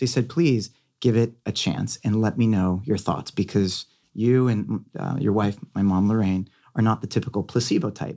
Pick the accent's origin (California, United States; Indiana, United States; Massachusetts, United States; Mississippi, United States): California, United States; Beverly Hills; growing up in Catholic private school, going to Beverly Hills High